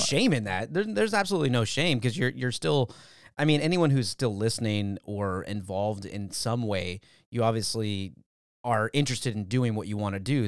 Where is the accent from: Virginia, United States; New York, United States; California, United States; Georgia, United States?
California, United States; Valencia; I'm from Valencia